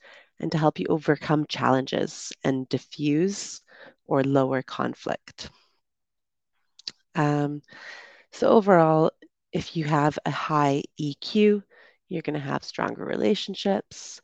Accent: Canada; moved away; also born or lived in United Kingdom; I'm originally from Canada

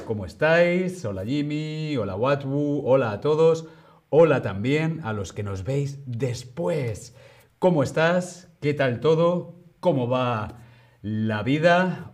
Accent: Madrid, Community of Madrid, Spain; yo soy de Madrid, pero tengo raíces de Segovia.

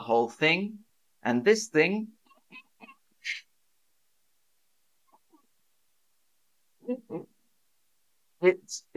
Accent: United Kingdom; as a British person

